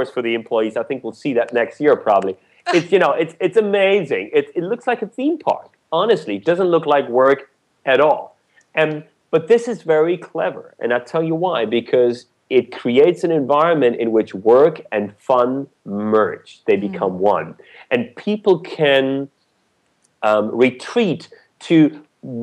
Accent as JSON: {"language": "English", "country": "Germany", "tie": "born or raised there", "moved": "yes", "said": "I was born and raised in Germany"}